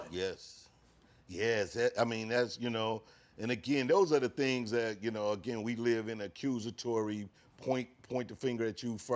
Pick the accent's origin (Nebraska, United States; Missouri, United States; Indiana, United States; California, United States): Missouri, United States; St. Louis; growing up in St. Louis